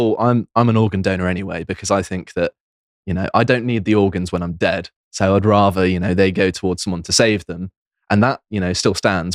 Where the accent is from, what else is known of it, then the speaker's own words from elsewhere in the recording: United Kingdom; I'm still British. I, I don't renounce my citizenship